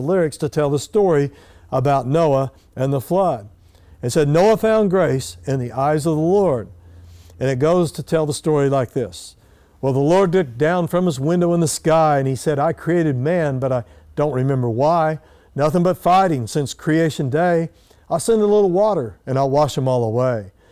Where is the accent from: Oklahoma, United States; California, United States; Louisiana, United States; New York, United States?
Oklahoma, United States; Eden; when I was a little boy growing up in Eden, Oklahoma